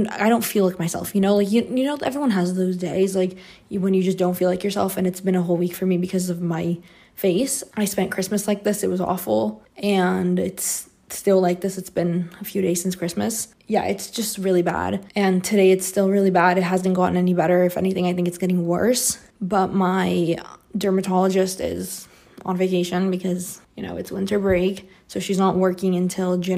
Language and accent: English; Brazil; moved away as an adult; now in Canada; I grew up in Brazil, so I've lived here my whole life, and the whole time that I lived here before I moved to Canada